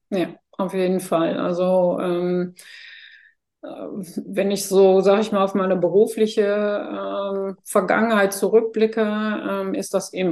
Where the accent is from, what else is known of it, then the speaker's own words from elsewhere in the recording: Netherlands; German is a second language; now in Germany; ich bin ja gebürtige Niederländerin